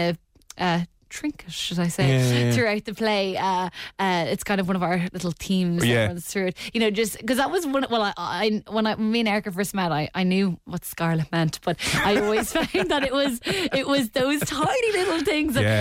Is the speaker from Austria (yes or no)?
no; Dublin, Leinster, Ireland